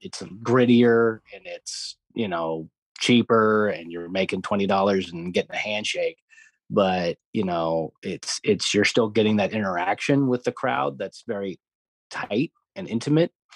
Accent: Los Angeles, California, United States; growing up in Los Angeles

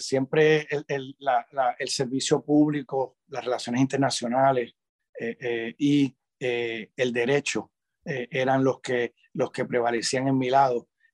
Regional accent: Puerto Rico; moved away as an adult; also born or lived in Washington; me crié en Puerto Rico

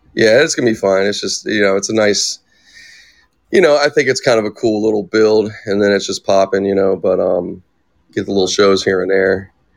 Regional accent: Pittsburgh, Pennsylvania, United States; also born or lived in California; I was actually born here, but then we I grew up back in Pittsburgh. Like we left like when I was ten

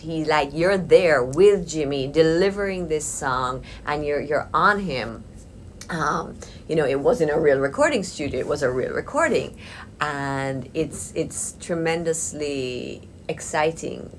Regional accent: Jamaica; I was born and raised in Jamaica

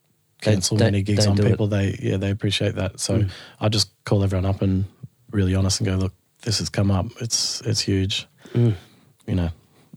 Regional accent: Sydney, New South Wales, Australia; And grew up in the Sutherland Shire, where I still live at the moment.

